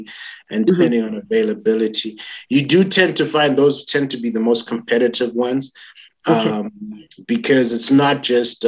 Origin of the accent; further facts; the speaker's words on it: Zimbabwe; Currently in Zimbabwe